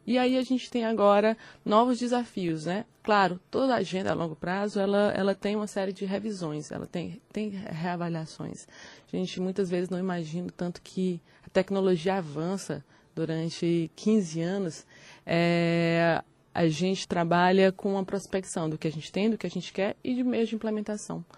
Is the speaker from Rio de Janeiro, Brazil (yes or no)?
no; Teresina, Piauí, Brazil; quando eu nasci, a gente tinha em Teresina em torno de 244 dias de calor né, acima de 32 graus